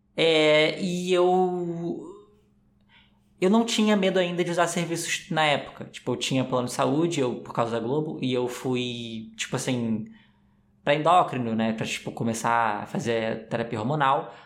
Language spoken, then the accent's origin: Portuguese; Rio de Janeiro, Brazil; eu sou carioca